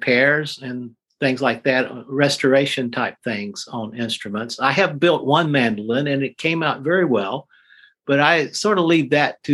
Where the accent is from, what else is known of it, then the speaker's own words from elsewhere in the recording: Randolph County, North Carolina, United States; I was born in Randolph County, North Carolina